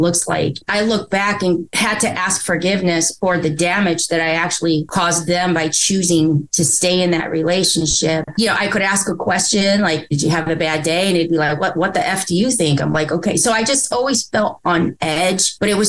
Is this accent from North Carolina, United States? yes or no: no; Indiana, United States; I'm from Indiana